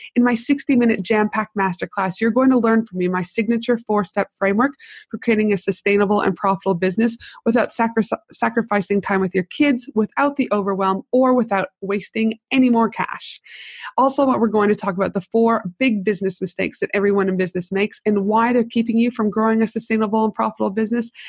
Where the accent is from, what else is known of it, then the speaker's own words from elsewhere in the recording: Canada; also born or lived in United States / Tasmania; now in Brisbane, Australia; I'm from Canada